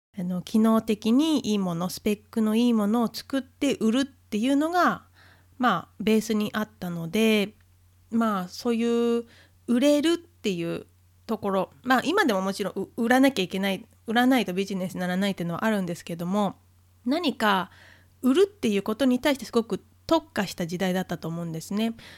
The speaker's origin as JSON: {"language": "Japanese", "country": "Japan", "tie": "born or raised there", "said": "日本という国に生まれ育って生活して"}